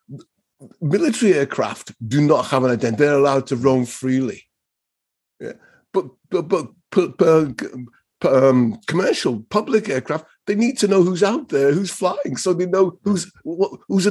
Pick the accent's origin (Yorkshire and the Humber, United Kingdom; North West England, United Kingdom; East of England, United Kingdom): North West England, United Kingdom; Liverpool; You know, I'm a Scouser.